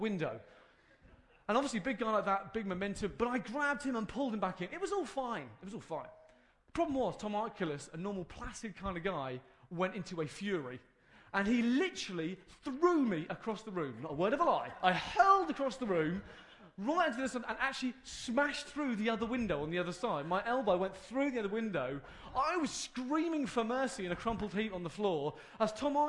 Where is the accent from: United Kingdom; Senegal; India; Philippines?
United Kingdom; we're British